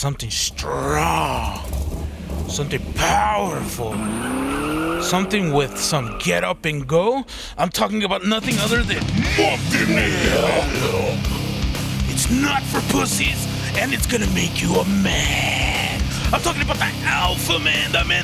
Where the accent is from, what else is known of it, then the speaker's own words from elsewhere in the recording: United States; We're American